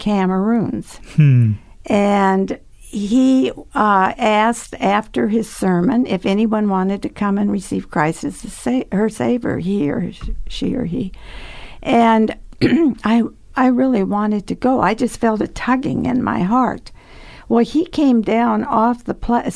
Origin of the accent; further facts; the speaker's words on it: North Dakota, United States; also born or lived in Chicago; when I was still a baby, we moved up to North Dakota